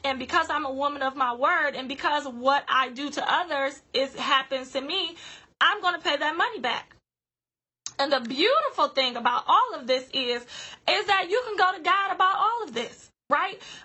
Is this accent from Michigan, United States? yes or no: yes; Grand Rapids, Michigan, United States; my hometown of Grand Rapids